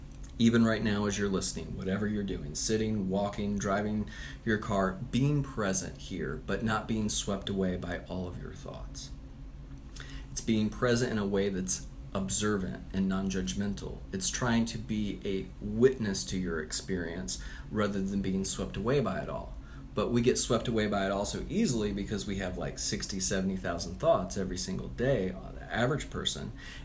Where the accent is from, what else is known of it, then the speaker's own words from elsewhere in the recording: Pennsylvania, United States; So originally, I'm from Pennsylvania.